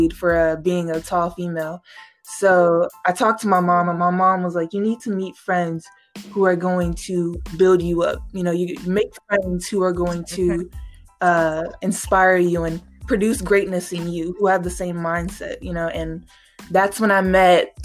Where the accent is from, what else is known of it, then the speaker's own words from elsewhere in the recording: Gary, Indiana, United States; moved away as an adult; I grew up in Gary